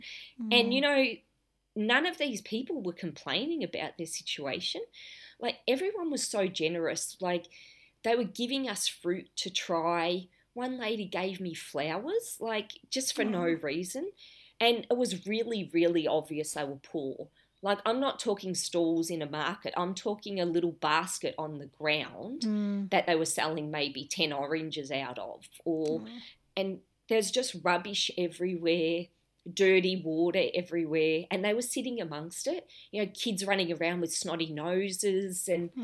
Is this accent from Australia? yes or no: yes; Broadmeadows, Victoria, Australia; Well, something that not many people know is I grew up in Broadmeadows. And for those that are from Australia or from Melbourne particularly, you'll know that that's a pretty low socioeconomic area.